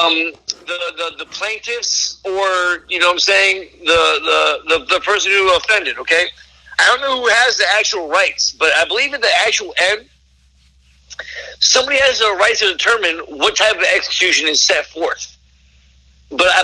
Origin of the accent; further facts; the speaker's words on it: Washington, District of Columbia, United States; I grew up in Cole Park, D.C.